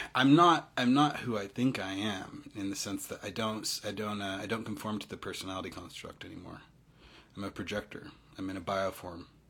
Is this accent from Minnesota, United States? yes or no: no; Utah, United States; I'm half East African. Yeah, I'm you know I'm from Utah